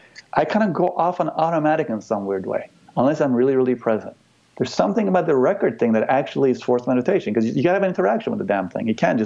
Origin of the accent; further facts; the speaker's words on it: United States; Like, I don't, like, I'm American, but, like, I love the people of this country.